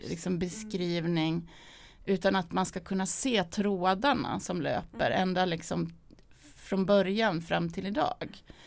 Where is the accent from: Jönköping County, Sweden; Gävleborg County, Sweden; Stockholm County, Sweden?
Gävleborg County, Sweden; Sandviken; min uppväxt i Sandviken